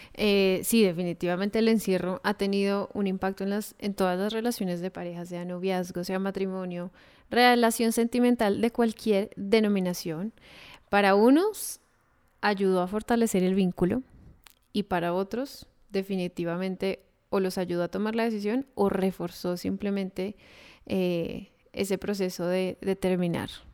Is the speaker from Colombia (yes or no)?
yes; Colombia; nosotros dos somos colombianos